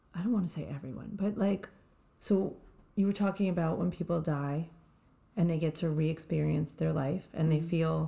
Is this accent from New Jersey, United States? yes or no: yes; Montville, New Jersey, United States; also born or lived in Long Island; I was born in Long Island, raised in Montville.